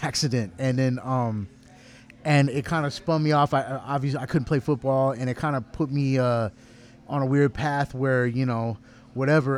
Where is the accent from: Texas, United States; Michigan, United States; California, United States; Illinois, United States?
Texas, United States; Garland; I'm from Garland